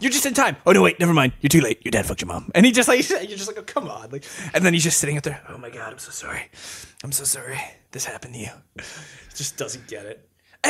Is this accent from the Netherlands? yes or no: no; Canada; I am a Canadian British man.